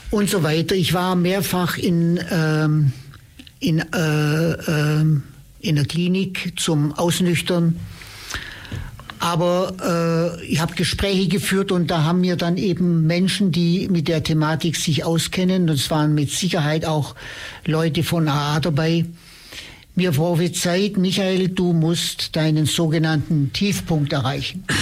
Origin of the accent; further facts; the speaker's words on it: Ulm, Baden-Württemberg, Germany; Ich gehe nun seit diesen vielen Jahren regelmäßig in die Meetings, vorwiegend in Ulm, meiner Heimatstadt, aber auch hier im Landkreis.